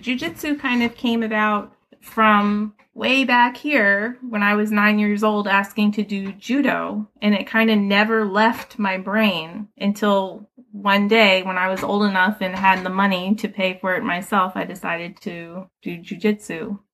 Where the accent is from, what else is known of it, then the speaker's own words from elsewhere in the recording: Philadelphia, Pennsylvania, United States; I grew up right here in Philadelphia. I grew up in West Philly, actually, over by Penn and Drexel